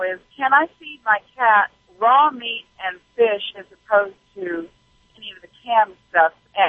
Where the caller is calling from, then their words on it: Arkansas, United States; In Arkansas right now. I'm a truck driver.